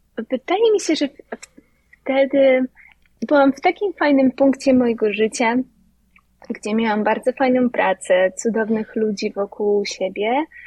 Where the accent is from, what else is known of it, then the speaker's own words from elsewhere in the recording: Lubawa, Warmian-Masurian Voivodeship, Poland; moved away as an adult; now in New York, United States; Pochodzę z Lubawy, z małego miasteczka na pograniczu Mazur i Pomorza